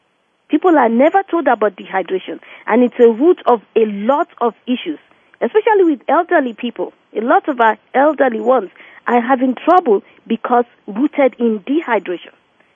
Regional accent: Nigeria; born or raised there; now in New Jersey, United States

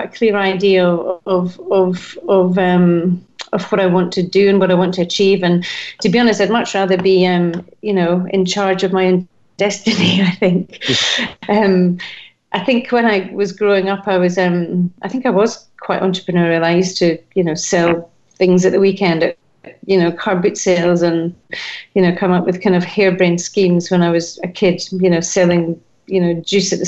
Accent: Edinburgh, Scotland, United Kingdom; I'm Scottish. I came from Edinburgh, and the transport links in Scotland are not great.

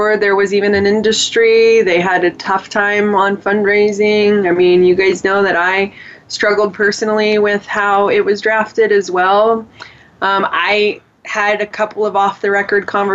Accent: California, United States; Sarah and I grew up in California.

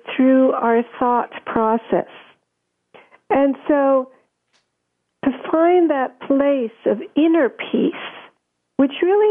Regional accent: Germany; moved away; I grew up in Germany

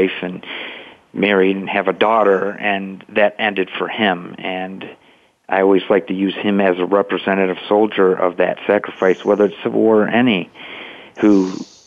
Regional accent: Monroe, Michigan, United States; a 19-year-old resident of Monroe, Michigan, my hometown

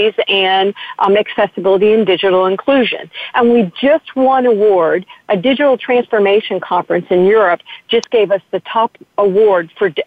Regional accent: United States; I'm very proud as an American

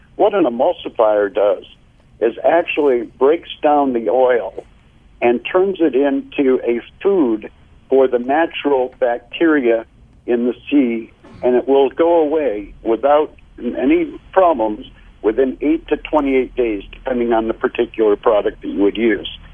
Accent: United States; as an American

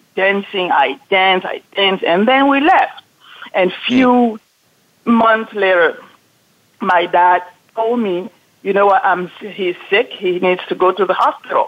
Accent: Cameroon; also born or lived in France; now in California, United States; I was born in Cameroon

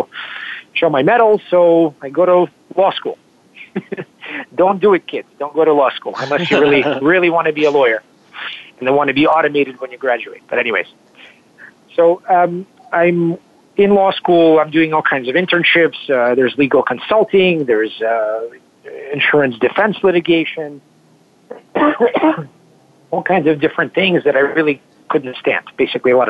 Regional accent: Kentucky, United States; also born or lived in Moscow, Russia / Philadelphia; I was born in Moscow in 1983, and when I was 9, we came to the U.S. I grew up in Kentucky

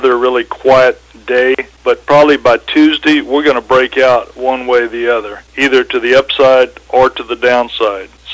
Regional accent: San Antonio, Texas, United States; now in Mexico; born and raised in San Antonio

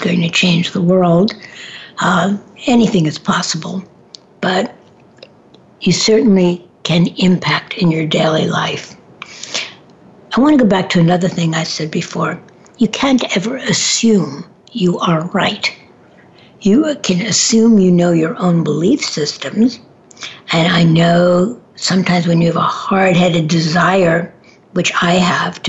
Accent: New York City, New York, United States; moved away; I grew up in Manhattan for a period of time

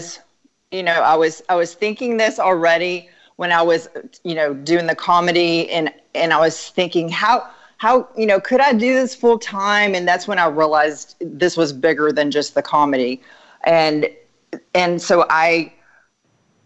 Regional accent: Dallas, Texas, United States; I'm from Dallas

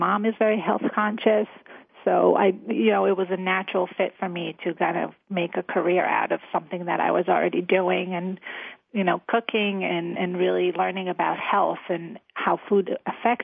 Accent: Israel; moved away; I grew up in Israel

